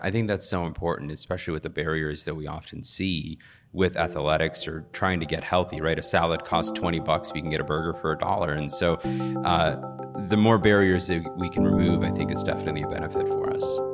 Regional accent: Riverdale, Georgia, United States; moved away; also born or lived in Fayetteville, Georgia; I grew up in Riverdale, Georgia.

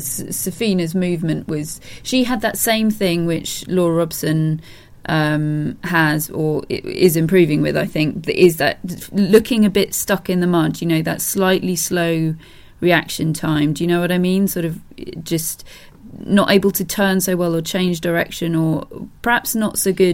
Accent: United Kingdom; We're British

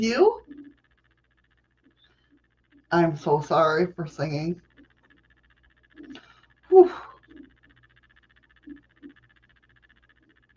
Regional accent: New York, United States; also born or lived in Rochester, New York; I'm a New Yorker

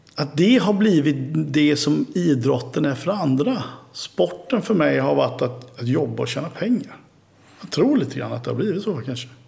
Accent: Oskarshamn, Kalmar County, Sweden; also born or lived in Gotland; vi hade ju ett umgänge hemma i Oskarshamn

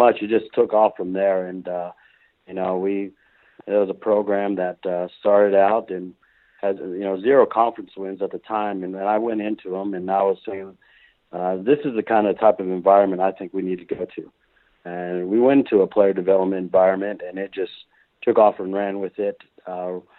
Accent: Midland, Texas, United States; moved away; also born or lived in Arkansas; I started out growing up in Midland, Texas. That's in West Texas area

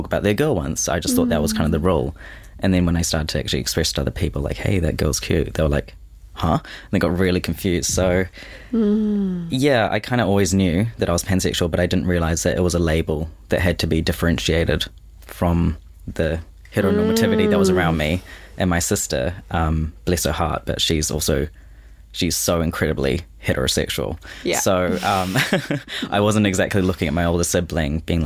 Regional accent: Auckland, New Zealand; born and raised in Auckland

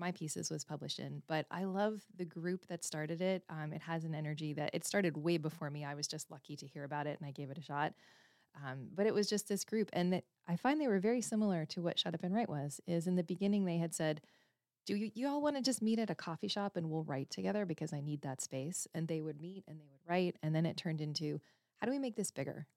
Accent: Canada; I was born and raised in Canada

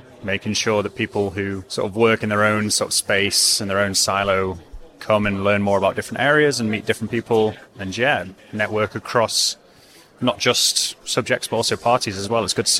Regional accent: Manchester, North West England, United Kingdom; now in London, United Kingdom; I'm from Manchester. I live in London now. I work in policy, energy policy.

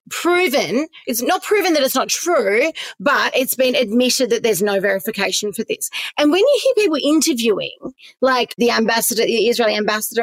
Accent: Perth, Western Australia, Australia; I grew up in Perth

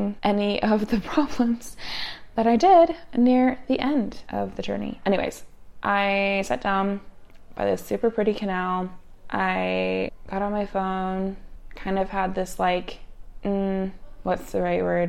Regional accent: Canada; moved away; also born or lived in Utah, United States; growing up in Canada, because we take bike courtesy lessons in Canada

